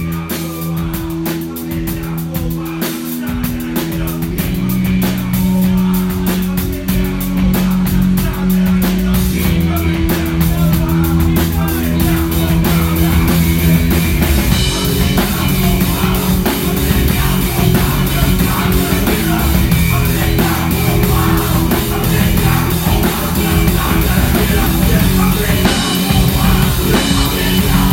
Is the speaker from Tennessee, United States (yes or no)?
no; Flint, Michigan, United States; I'm from Flint